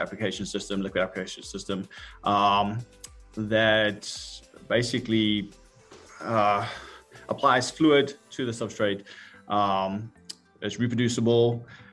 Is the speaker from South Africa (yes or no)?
yes; South Africa; moved away as an adult; now in United States; I'm originally from South Africa. I came over here on a soccer scholarship about 20 years ago